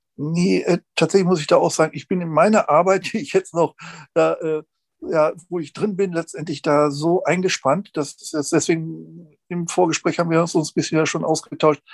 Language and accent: German; Lübeck, Schleswig-Holstein, Germany; ich komme aus Lübeck